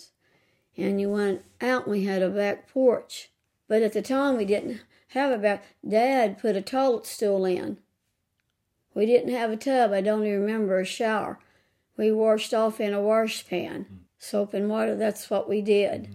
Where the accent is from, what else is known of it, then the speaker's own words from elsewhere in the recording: Fredericktown, Missouri, United States; I was raised here on North Minamot